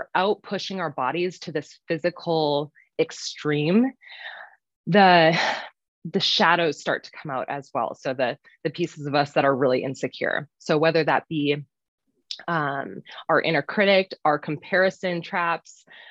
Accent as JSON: {"language": "English", "region": "Minnesota", "country": "United States", "moved": "as an adult", "lives_now": "Utah, United States", "said": "I am originally from Minnesota, but have lived in Utah for the past 8-ish years, going on 9 here now"}